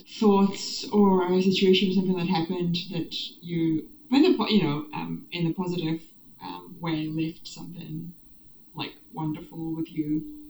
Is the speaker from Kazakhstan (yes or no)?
yes; Kazakhstan; now in New Zealand; growing up in Kazakhstan and then moving to Western country and feeling like I have to change my surname to be more, I don't know, accepted or fit in.